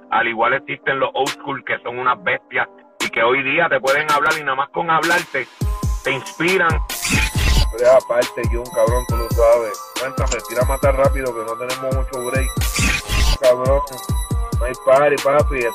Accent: Dominican Republic; en lo que es ese ritmo que nos está identificando a nosotros como dominicanos.

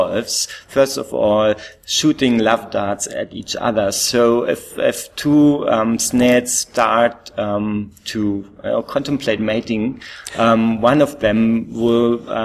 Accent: East Germany, Germany; first language German; English is a second language; moved away as an adult; now in Australia; I was raised in East Germany

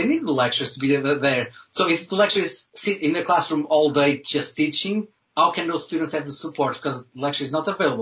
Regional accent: Viana do Castelo, Norte, Portugal; English is a second language; moved away as an adult; now in Wales, United Kingdom; I'm from the north of Portugal, a small city, Viana do Castelo, a small city in the north of Portugal

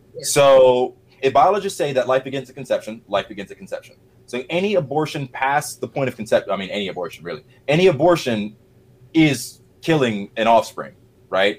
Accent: Middle Georgia, United States; moved away as an adult; also born or lived in Atlanta metro area, Georgia; now in Atlanta, United States; I'm from Middle Georgia, so not North. I live in North Georgia now, Atlanta metro area

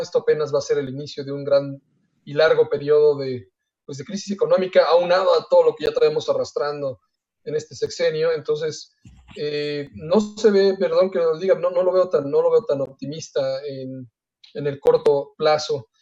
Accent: Mexico; una de nuestras cualidades como mexicano

